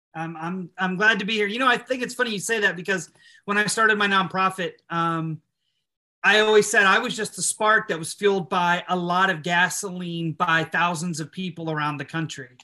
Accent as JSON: {"language": "English", "region": "Illinois", "country": "United States", "tie": "born or raised there", "moved": "as an adult", "lives_now": "Nashville, United States", "said": "I was living in Illinois at the time"}